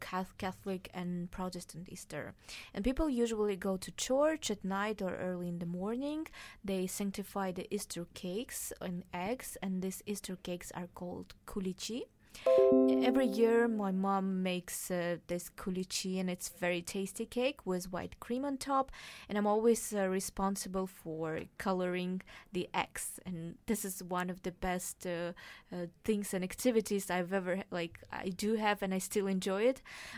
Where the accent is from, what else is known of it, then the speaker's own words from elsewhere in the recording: Uzbekistan; now in Aarhus, Denmark; I am from Uzbekistan, and 80% of people are actually Muslims, but we have a big Orthodox Russian community. And even though my family is not religious, and we still celebrate Orthodox Easter.